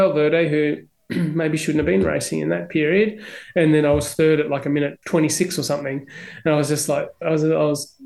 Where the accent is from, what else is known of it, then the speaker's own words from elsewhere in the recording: Melbourne, Victoria, Australia; also born or lived in Barunga, Northern Territory, Australia; we're both from Melbourne